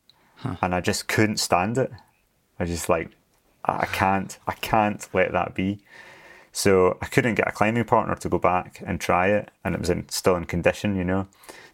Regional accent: Glasgow, Scotland, United Kingdom; also born or lived in Scottish Highlands; I grew up in Glasgow in Scotland and moved up to the mountains.

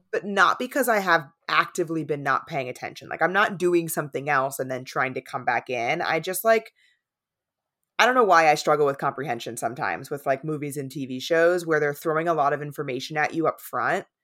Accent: San Diego, California, United States; moved away; also born or lived in East Coast; I grew up in San Diego

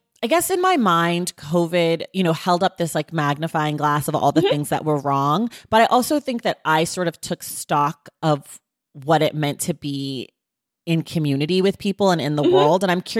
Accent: United States; born there; I am an American. I was born in America. I was raised by people who were born in America.

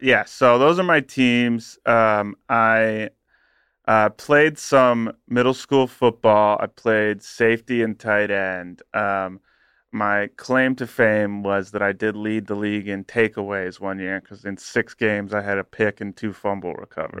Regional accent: Southeastern Ohio, United States; I grew up in Southeastern Ohio

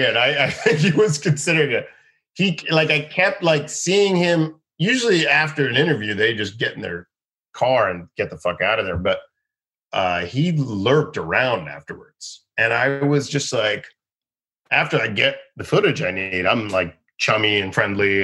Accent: Boca Raton, Florida, United States; also born or lived in Boston; I'm from Boca Raton, Florida

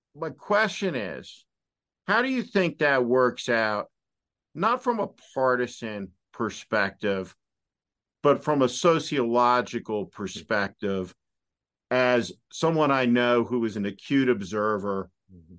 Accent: New Jersey, United States; I'm from New Jersey.

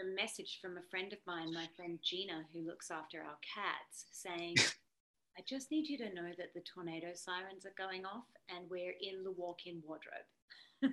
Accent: Australia; moved away; being an Aussie

